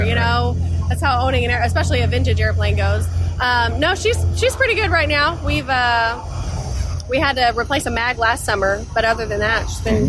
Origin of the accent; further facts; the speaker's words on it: Florida, United States; now in Kentucky, United States; people that I grew up flying with in Florida